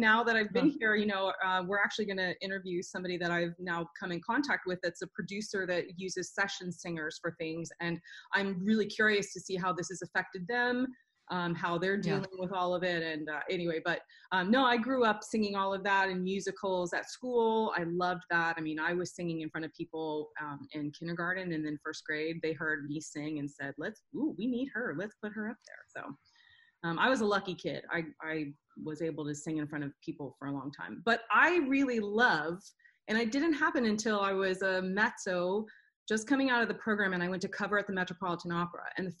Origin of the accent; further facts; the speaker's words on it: the South, United States; now in Nashville, United States; Well, I grew up in the church. I'm from the South, so that's what we did.